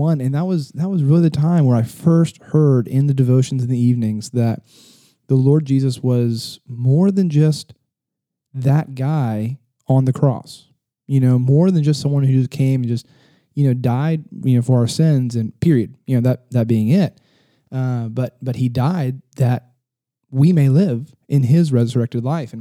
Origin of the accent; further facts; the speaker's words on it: San Antonio, Texas, United States; I'm from just right down the road. In San Antonio, Texas, born and raised